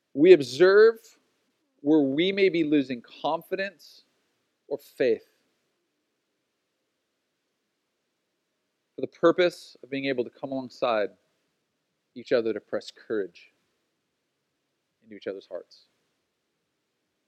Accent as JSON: {"language": "English", "town": "Oceanside", "region": "California", "country": "United States", "tie": "born or raised there", "said": "When I was a kid growing up, especially in Oceanside, like we grew up running around in Southern California"}